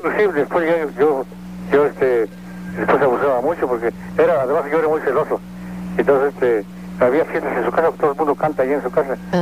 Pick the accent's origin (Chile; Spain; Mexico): Mexico; soy puro mexicano